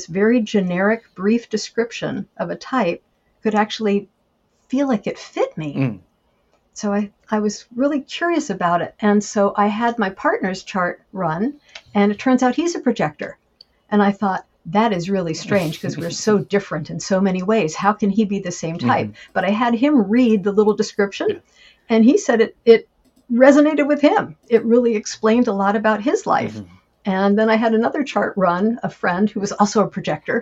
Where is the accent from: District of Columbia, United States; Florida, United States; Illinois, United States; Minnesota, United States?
District of Columbia, United States; Washington; also born or lived in France; I was born in Washington, D.C., and I grew up in the D.C. suburbs and had a lovely childhood